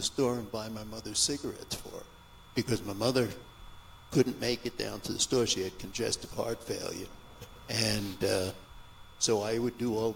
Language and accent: English; New York City, New York, United States; also born or lived in Germany; now in Richfield, United States; I was born in Queens, New York